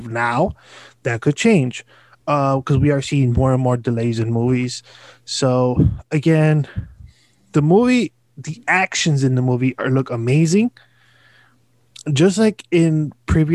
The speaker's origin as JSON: {"language": "English", "country": "United States", "said": "as an American"}